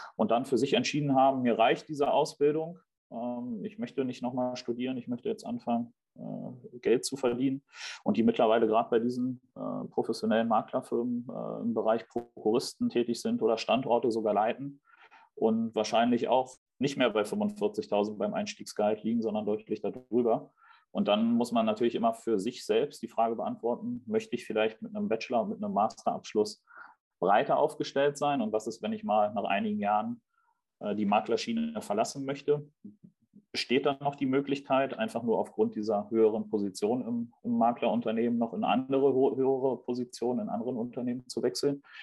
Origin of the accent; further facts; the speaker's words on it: Berlin, Germany; also born or lived in Stuttgart; bin gebürtiger Berliner